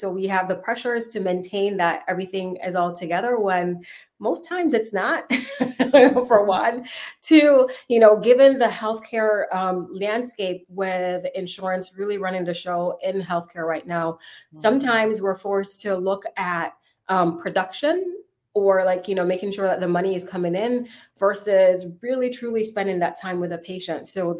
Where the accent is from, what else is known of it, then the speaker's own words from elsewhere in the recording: Jamaica; moved away as an adult; now in United States; I came from Jamaica to make it here in the U.S.